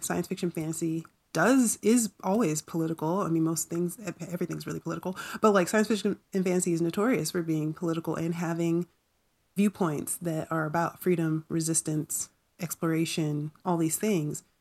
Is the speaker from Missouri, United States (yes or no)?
no; North Carolina, United States; growing up in North Carolina